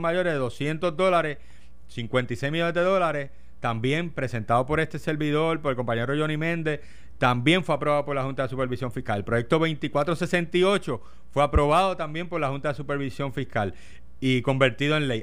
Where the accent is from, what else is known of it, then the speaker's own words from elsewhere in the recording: Puerto Rico; somos un territorio americano